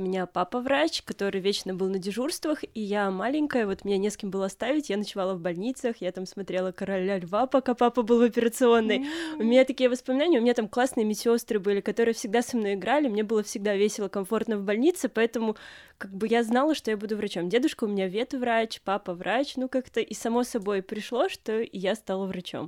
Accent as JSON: {"language": "Russian", "region": "Minsk", "country": "Belarus", "also_born_or_lived": "Grodno", "said": "Сама я вообще из Минска, поехала в Гродно"}